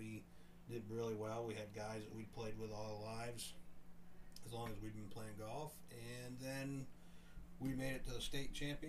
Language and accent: English; United States; And I'm an American.